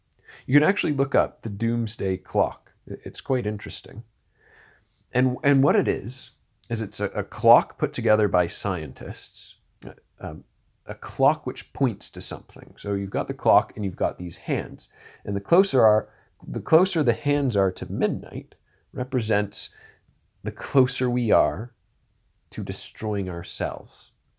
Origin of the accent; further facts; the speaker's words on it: Orangeville, Ontario, Canada; He lived near where I grew up in Orangeville, Ontario. He was just a little bit north of Shelburne, if you know where that is.